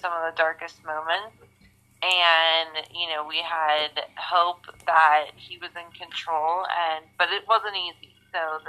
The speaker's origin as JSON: {"language": "English", "town": "Pittsburgh", "region": "Pennsylvania", "country": "United States", "tie": "born or raised there", "said": "I've been born and raised in the Pittsburgh area"}